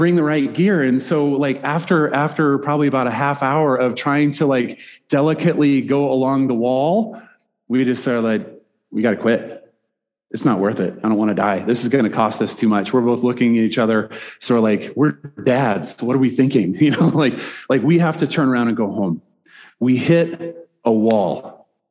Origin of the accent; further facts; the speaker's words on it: Nebraska, United States; moved away as an adult; also born or lived in Fairview, Oklahoma; I'm a Nebraska guy